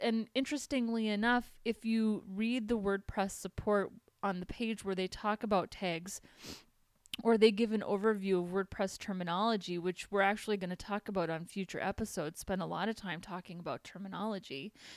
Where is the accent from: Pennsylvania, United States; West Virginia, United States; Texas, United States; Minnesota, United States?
Minnesota, United States; accent: Minnesotan; moved away as an adult; now in California, United States; I'm from Minnesota